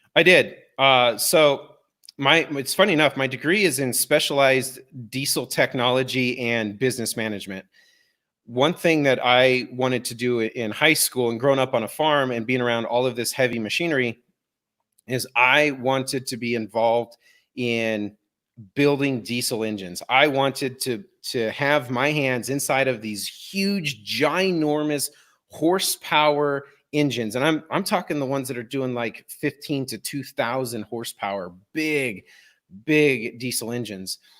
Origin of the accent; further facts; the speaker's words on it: Denver, Colorado, United States; I was born and raised in Denver, Colorado. I have lived here my whole life.